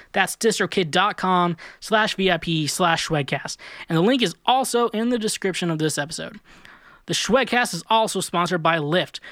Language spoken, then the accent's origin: English; Kansas, United States; moved away; also born or lived in Kirksville, Missouri / Warrensburg, Missouri; I lived in Kansas for a majority of my life. Then I lived in two small towns in Missouri